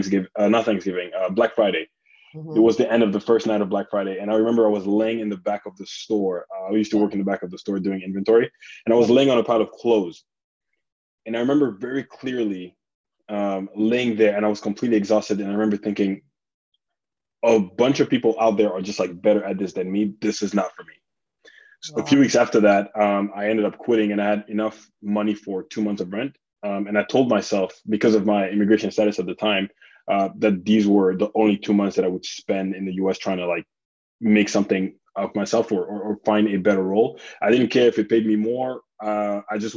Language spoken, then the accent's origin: English; South Africa; also born or lived in Republic of the Congo; now in United States; I grew up born in Congo, grew up in South Africa.